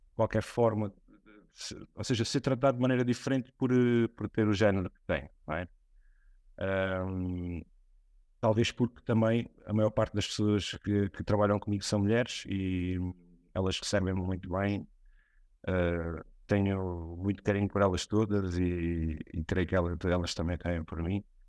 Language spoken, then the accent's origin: Portuguese; Alentejo, Portugal; moved away; also born or lived in Setúbal; no Alentejo, que é de onde eu venho